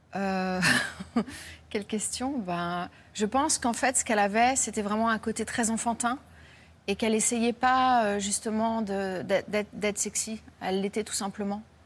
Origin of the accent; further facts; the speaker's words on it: France; je suis française